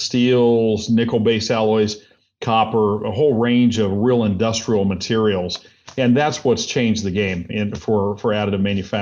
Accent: Indiana, United States; also born or lived in Minnesota; No, I'm from Indiana originally. We lived all over the place, but most recently up in Minnesota. Yeah, I was up there for 9 years

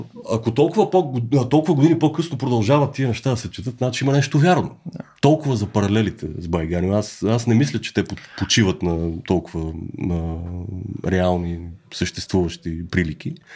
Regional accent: Bulgaria; moved away; сме българи

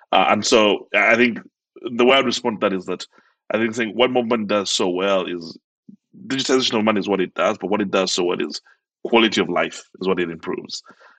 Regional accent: Uganda; I was born and raised in Uganda. I grew up there my whole life, and both my parents were self-employed. Grew up on a farm. My parents are farmers, and they used to work and trade with people all over Uganda, in Kenya.

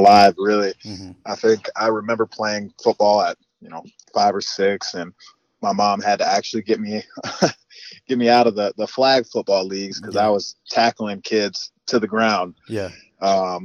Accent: Northwest Indiana, United States; now in Indianapolis, United States; I'm from Northwest Indiana

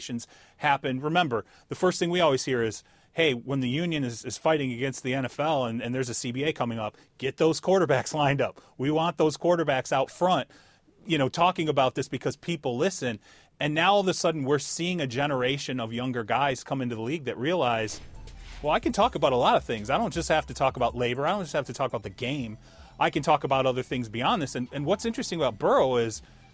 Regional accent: Michigan, Ohio, Midwest, United States; I grew up in Michigan, Ohio

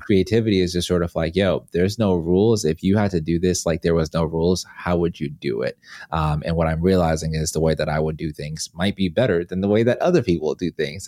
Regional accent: Atlanta, Georgia, United States; moved away as an adult; also born or lived in Zimbabwe; now in Los Angeles, United States; About sixteen of those years were spent in Atlanta

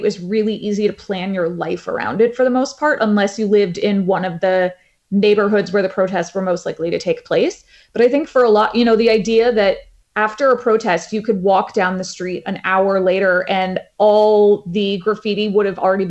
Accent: United States; now in Hong Kong; as an American

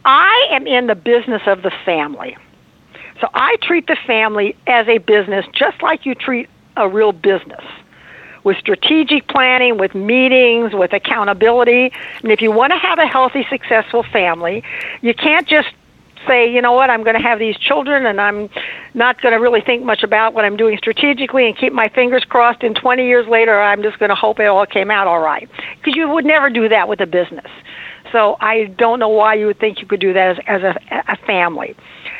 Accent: Indiana, United States; now in Beverly Hills, United States; I am originally from Indiana

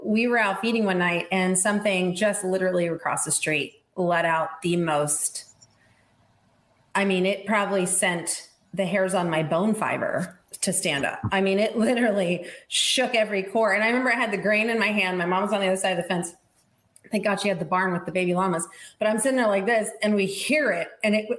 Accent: Estes Park, Colorado, United States; also born or lived in Tucson, Arizona; I grew up on an exotic animal ranch in Estes Park, Colorado

